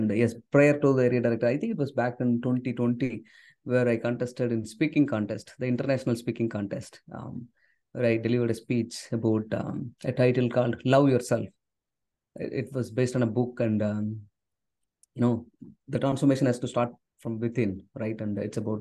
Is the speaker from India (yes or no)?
yes; South India, India; first language Tamil; English is a second language; I come from a background where English is not my first language. Tamil, which is my native language. I come from southern part of India